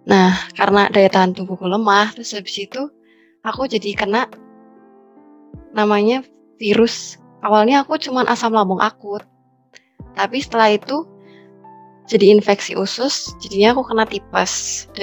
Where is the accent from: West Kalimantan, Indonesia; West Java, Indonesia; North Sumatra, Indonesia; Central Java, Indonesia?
Central Java, Indonesia; Purwokerto; Aku dari Purwokerto, Jawa Tengah.